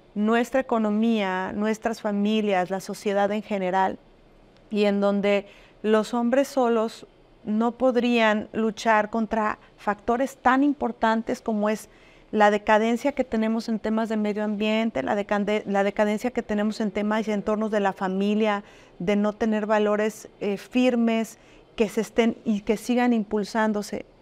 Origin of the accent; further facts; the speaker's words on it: Arandas, Jalisco, Mexico; moved away as an adult; now in Puerto Vallarta, Mexico; yo soy de Arandas en Jalisco. Soy jalisciense, como bien lo dices, pero ya tengo 20 años en este